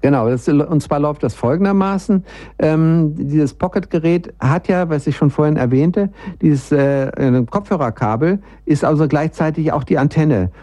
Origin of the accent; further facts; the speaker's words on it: Bielefeld, North Rhine-Westphalia, Germany; now in Munich, Germany; wenn ich hier von Bayern in meine alte Heimat Bielefeld nach oben düse